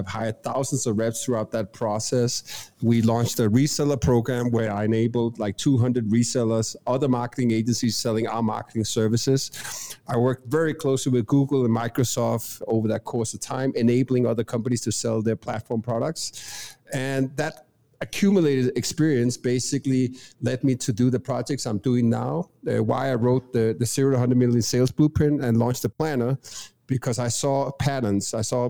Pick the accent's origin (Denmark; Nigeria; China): Denmark; English is a second language; moved away as an adult; now in Medellín, Colombia; I'm originally from Denmark, Europe, hence the accent. I've been living abroad the last 15 years doing business predominantly in US. Currently reside in Colombia, Medellín.